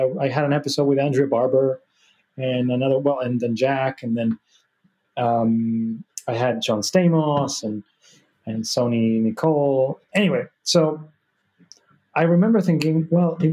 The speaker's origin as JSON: {"language": "English", "country": "Argentina", "tie": "born or raised there", "said": "I was born in Argentina, but my mom's Spanish"}